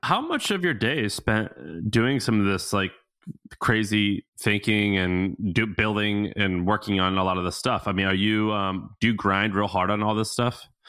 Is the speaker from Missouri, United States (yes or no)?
yes; Missouri, United States; moved away; I'm from Missouri, okay? My family lives in Missouri.